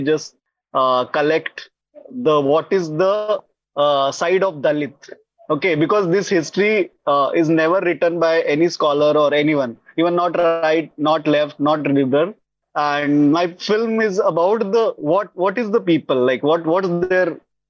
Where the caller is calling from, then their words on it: Mumbai, Maharashtra, India; I'm joining from TISS Mumbai.